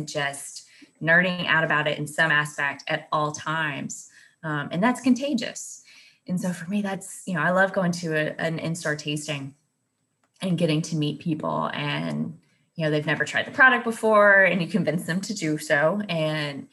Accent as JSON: {"language": "English", "region": "Kentucky", "country": "United States", "tie": "born or raised there", "said": "I was born in Kentucky."}